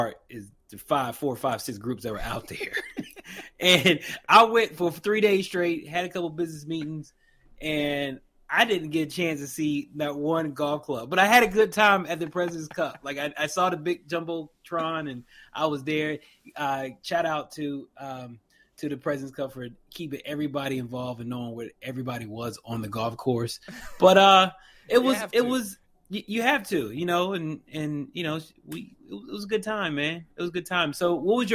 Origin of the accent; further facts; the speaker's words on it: Charlotte, North Carolina, United States; my hometown, Quail Hollow Clubs in Charlotte, North Carolina